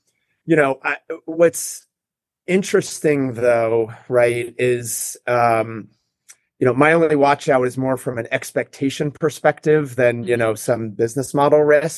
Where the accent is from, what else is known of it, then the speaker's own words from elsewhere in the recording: Northeast, United States; I grew up in the Northeast. I worked in the C-store industry.